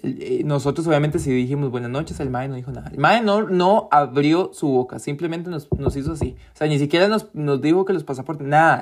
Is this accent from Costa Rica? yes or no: yes; Costa Rica; yo soy de Costa Rica.